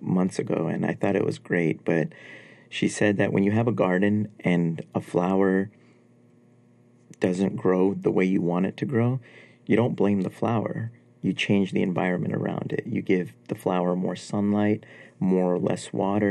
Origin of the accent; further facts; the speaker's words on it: New York City, New York, United States; also born or lived in Afghanistan; Growing up in New York was amazing.